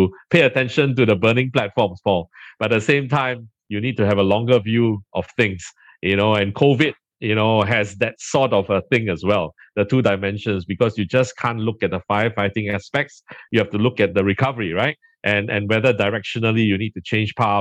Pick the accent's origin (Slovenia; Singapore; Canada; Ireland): Singapore; We are just across from Johor, the southernmost tip of Malaysia. So Singapore is an island as well as a city-state with state functions, and so we are very densely populated